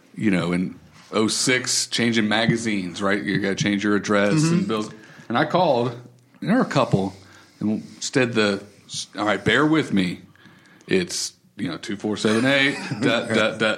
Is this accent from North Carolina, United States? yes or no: yes; Raleigh, North Carolina, United States; now in Hickory, United States; when I grew up in Raleigh, I had normal street names.